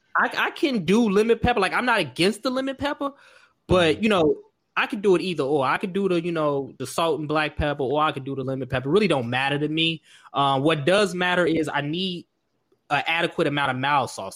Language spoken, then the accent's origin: English; Markham, Illinois, United States; Growing up in Markham